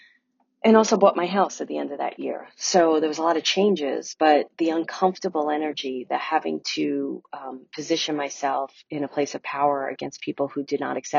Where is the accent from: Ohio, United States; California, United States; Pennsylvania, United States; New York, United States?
New York, United States; New York City; moved away as an adult; I'm from Brooklyn